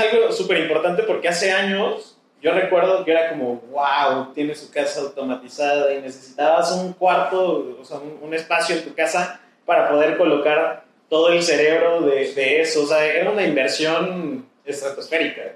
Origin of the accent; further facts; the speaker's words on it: Mexico; como mexicanos